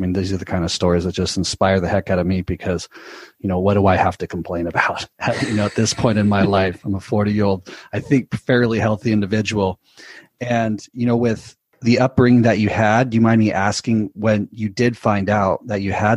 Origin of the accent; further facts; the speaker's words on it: United States; as an American citizen